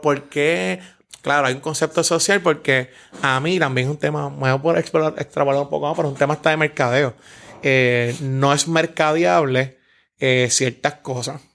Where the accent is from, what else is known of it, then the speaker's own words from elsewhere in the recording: San Juan, Puerto Rico; me crié en Santurce, Barrio Obrero, Villa Palmera toda mi vida